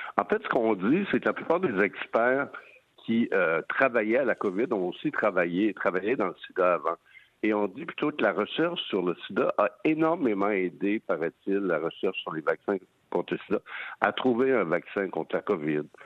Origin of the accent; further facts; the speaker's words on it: Montreal, Quebec, Canada; chez nous à Montréal